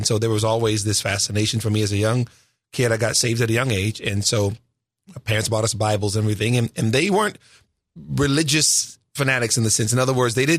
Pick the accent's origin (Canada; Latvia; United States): United States; California; also born or lived in Little Rock, Arkansas; I was born in Little Rock, Arkansas. I didn't grow up there. I grew up in California. We moved when I was a baby. I was the youngest of seven children.